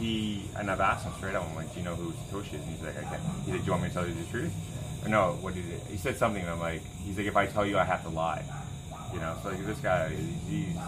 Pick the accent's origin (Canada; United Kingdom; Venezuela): Canada; I'm from Canada